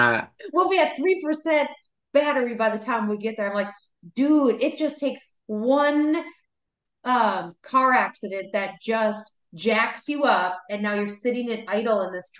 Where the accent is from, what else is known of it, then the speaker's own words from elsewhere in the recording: the South, United States; accent: Southern; Because of my Southern accent.